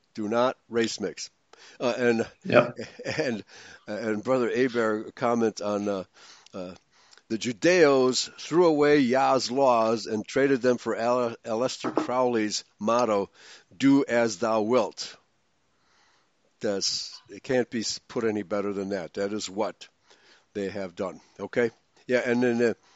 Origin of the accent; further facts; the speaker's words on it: Germany; also born or lived in Hungary (ancestry); now in United States; I was born in Germany. And then eventually came to America